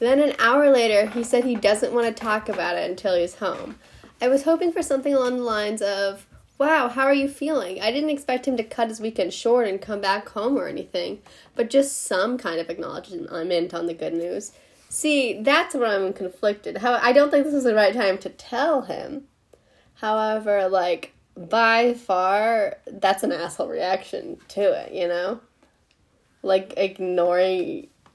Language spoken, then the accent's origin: English; England, United Kingdom; I'm... English